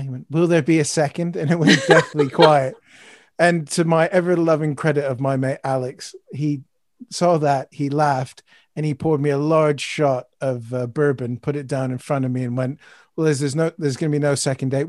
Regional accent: Canada; now in United Kingdom; as a Canadian, Guy Fawkes Night's always been a bit strange for me.

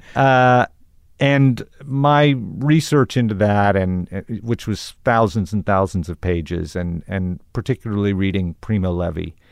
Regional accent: Tulsa, Oklahoma, United States; growing up in Tulsa

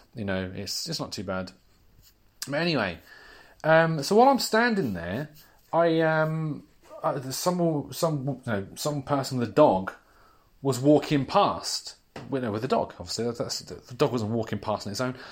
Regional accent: United Kingdom

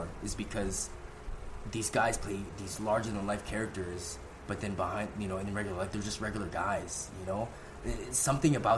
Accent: Vancouver, British Columbia, Canada; I come from the West Coast of Vancouver.

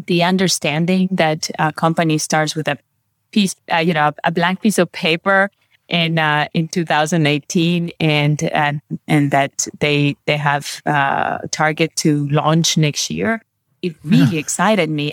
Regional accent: Peru; also born or lived in Brazil; now in Bavaria, Germany; I was born in Peru. So I have um, Spanish, and my mother is Brazilian, and my father's Peruvian. Grew up in both countries.

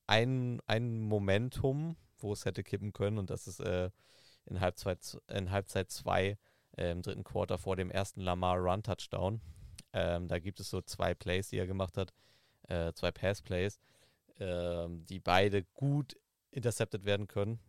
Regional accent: Southern Germany, Germany; Ich komme aus, äh, aus Süddeutschland, wo, wo lange Zeit Winter- und Glatteiswarnung war

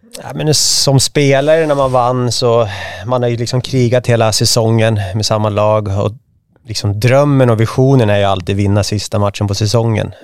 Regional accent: Märsta, Stockholm County, Sweden; also born or lived in Sigtuna; född och uppvuxen i Märsta, nu bor jag i Sigtuna

